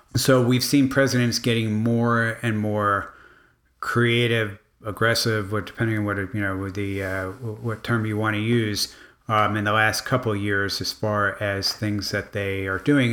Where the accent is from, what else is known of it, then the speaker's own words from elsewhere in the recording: Miami, Florida, United States; I grew up in Miami